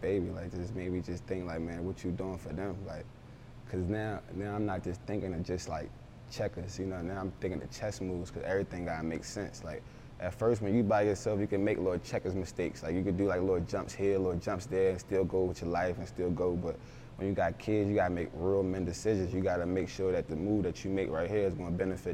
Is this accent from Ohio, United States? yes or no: no; Philadelphia, Pennsylvania, United States; also born or lived in Baltimore, Maryland; I was born in Baltimore, but I was raised in Philly.